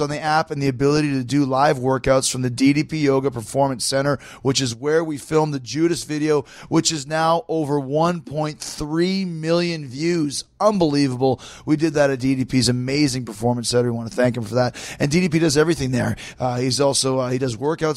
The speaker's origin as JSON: {"language": "English", "town": "Winnipeg", "region": "Manitoba", "country": "Canada", "tie": "born or raised there", "said": "Man, I'm from Winnipeg"}